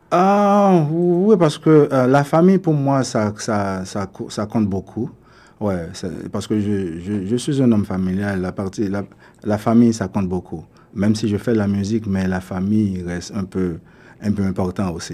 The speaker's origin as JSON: {"language": "French", "town": "Delmas", "region": "Ouest", "country": "Haiti", "tie": "born or raised there", "also_born_or_lived": "Port-au-Prince, Haiti / Venezuela / United States / Toronto, Canada", "moved": "yes", "lives_now": "Canada", "said": "je suis haïtien, je suis né à Port-au-Prince. Euh, j'ai grandi à Delma."}